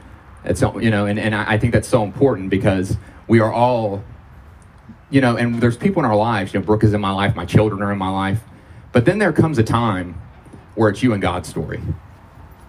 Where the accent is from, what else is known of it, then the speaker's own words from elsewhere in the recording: Georgia, United States; I was born and raised in Georgia